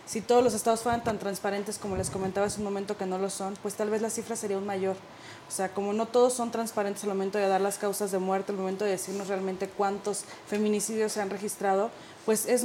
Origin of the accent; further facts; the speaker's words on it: Sinaloa, Mexico; los carteles, yo soy de Sinaloa.